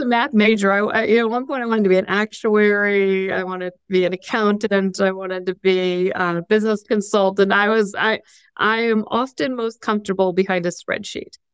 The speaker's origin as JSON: {"language": "English", "town": "Fort Wayne", "region": "Indiana", "country": "United States", "tie": "born or raised there", "also_born_or_lived": "Columbus, Ohio", "moved": "yes", "said": "I grew up in Fort Wayne"}